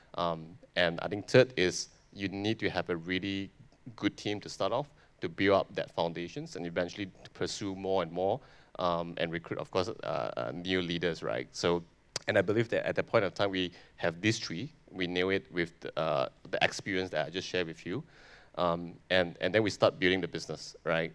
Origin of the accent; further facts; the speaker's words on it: Malaysia; I'm a Malaysian